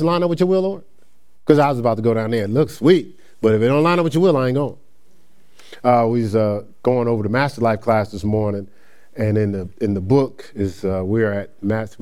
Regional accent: Newark, New Jersey, United States; moved away as an adult; also born or lived in Ohio; now in Charlotte, United States; I'm from Newark, New Jersey.

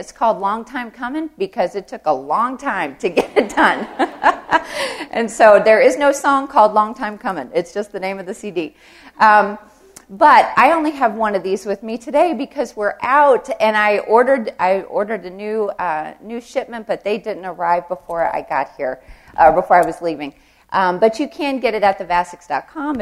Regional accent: the South, United States; I'm from the South

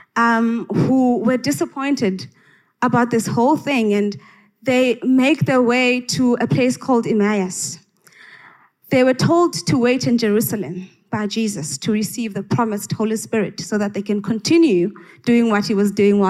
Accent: Engcobo, Eastern Cape, South Africa; I grew up in the Transkei in Engqoba

